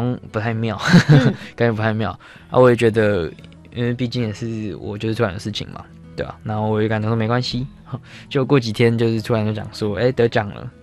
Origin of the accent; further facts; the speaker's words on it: southern Taiwan, Taiwan; now in Tainan, Taiwan; 因为我们是南部人，也是这一份子